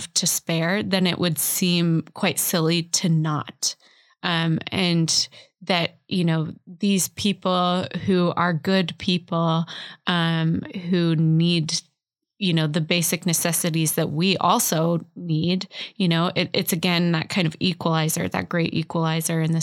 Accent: Salt Lake City, Utah, United States; I grew up in Salt Lake

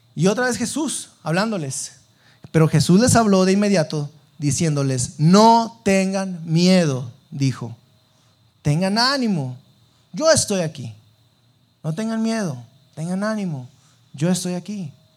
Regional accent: Sabinas, Coahuila, Mexico; moved away as an adult; now in Saltillo, Mexico; yo eh, no soy de aquí de Saltillo, yo soy de Sabinas

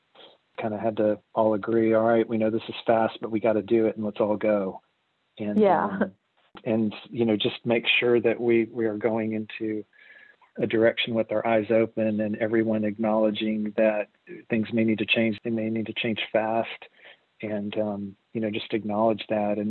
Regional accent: Arkansas, United States; moved away as an adult; also born or lived in Texas; I'm originally from Arkansas, and I moved to Texas in the early 2000s

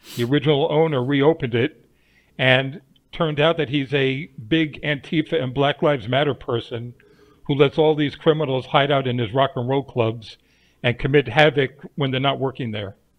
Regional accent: New York, United States; my crazy life growing up in New York

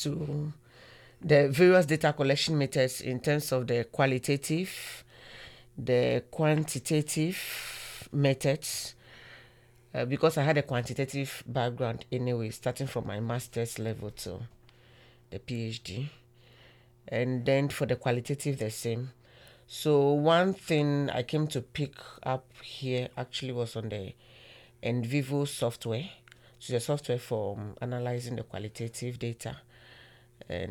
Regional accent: Ghana; moved away; I'm from Ghana

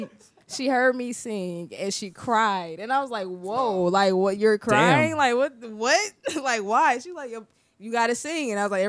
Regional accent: St. Louis, Missouri, United States; now in Orlando, United States; I am from St. Louis, Missouri.

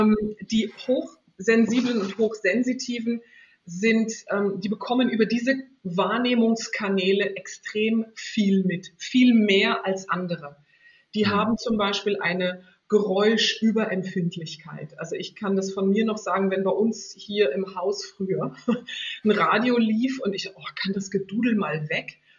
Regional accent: Northern Germany, Germany; now in Switzerland; ich komme aus Norddeutschland und das weite, flache Land, das ist in meinen Genen drin, auch wenn ich jetzt in der Schweiz lebe

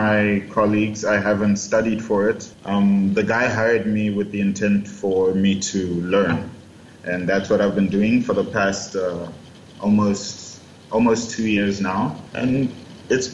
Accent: Zimbabwe; also born or lived in Tokyo, Japan; now in Congo; I'm originally from Zimbabwe, my mother's side of the family is from here in Congo

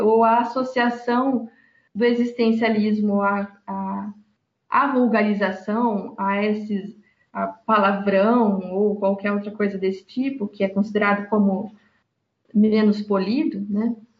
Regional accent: Brazil; minha realidade como brasileira, pobre, trabalhadora

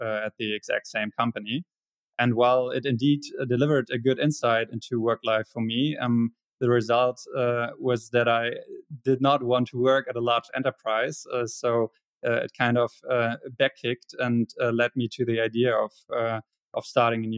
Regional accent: Hamburg, Germany; I was born in Hamburg, spent half of my childhood and youth in Hamburg, and the other half in a smaller city very nearby.

